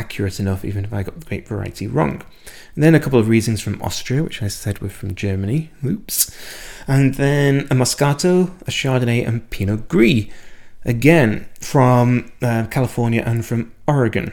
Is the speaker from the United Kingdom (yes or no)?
yes; United Kingdom; moved away as an adult; I am British, and I went through the British education system all the way through from 5 years old to doing a PhD